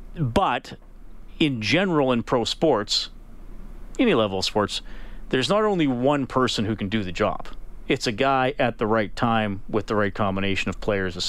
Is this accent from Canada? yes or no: yes; near Evansburg, Alberta, Canada; And it's not that far from where I grew up.